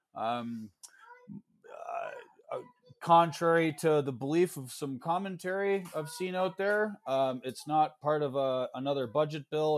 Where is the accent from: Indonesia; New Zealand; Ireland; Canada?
Canada; moved away as an adult; also born or lived in New York State, United States; now in New York, United States; I'm Canadian, but uh, full disclosure, I live in the United States now. My wife's American